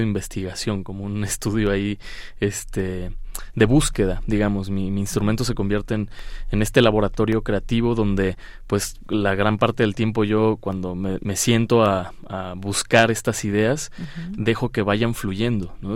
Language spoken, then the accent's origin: Spanish; Sinaloa, Mexico; also born or lived in Buenos Aires, Argentina; yo siendo mexicano con una raíz ya mexicana del guapango, de la música, yo soy de Sinaloa